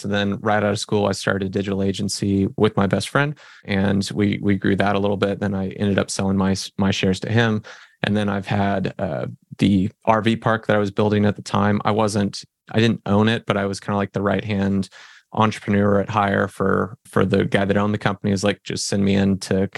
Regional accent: Fresno, California, United States; now in Oklahoma, United States; I'm originally from Fresno, California, grew up in a California ghetto and ended up moving over to Oklahoma

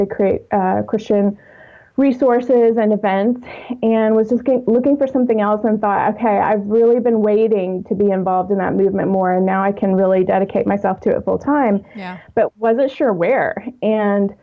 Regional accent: Texas, United States; now in Atlanta, United States; I am originally from Texas, but I've lived in the Atlanta area since 2001 and still call it home

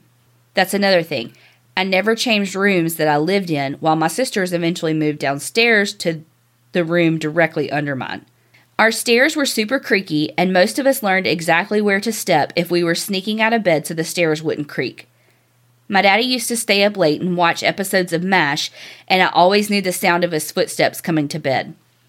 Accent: Kanab, Utah, United States; moved away as an adult; This house was one of the original houses built in my hometown in Kanab, Utah. It was built in 1892, and my parents purchased it somewhere around 1978 or 79. I was born in 1980, and that's the only house I lived in until I went to college.

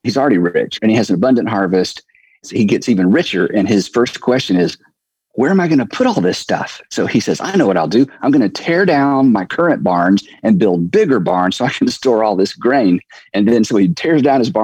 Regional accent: United States; As an American male

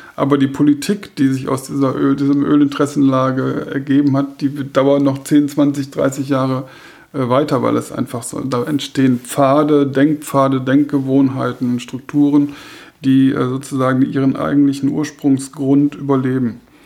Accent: Germany; wir als Deutsche

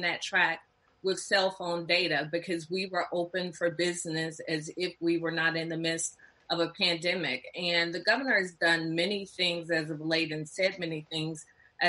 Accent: Atlanta, Georgia, United States; growing up in Atlanta

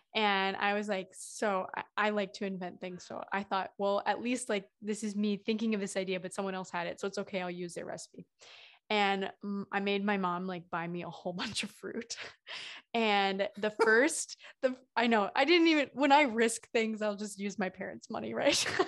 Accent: Midwest, United States; I'm from the Midwest

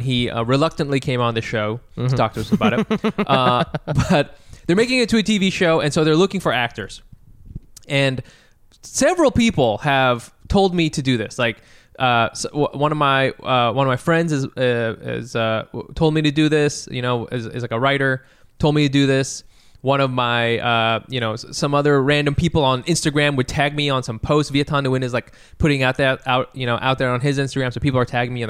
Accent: Texas, United States; first language Vietnamese; I'm an American, okay? I was born and raised in Texas.

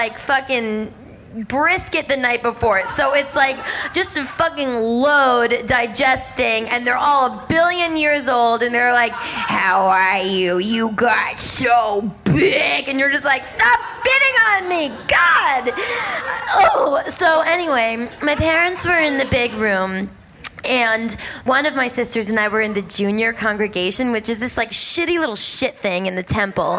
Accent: Boston, Massachusetts, United States; I'm from Boston, and I grew up in a really conservative Jewish household

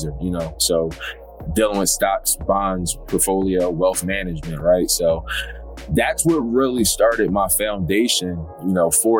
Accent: Philadelphia, Pennsylvania, United States; I'm from Philadelphia, and just growing up, you know, same story, you know, low income, single mom

